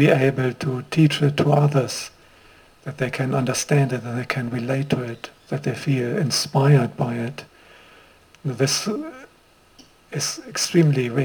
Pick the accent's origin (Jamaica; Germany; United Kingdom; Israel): Germany; accent: German; also born or lived in Sri Lanka; now in Queensland, Australia; a German-born monk, as my accent makes clear, who got ordained in Sri Lanka